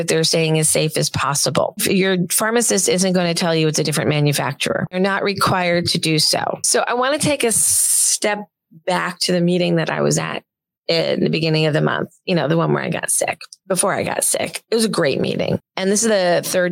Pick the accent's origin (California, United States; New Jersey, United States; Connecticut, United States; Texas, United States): New Jersey, United States; I'm from Jersey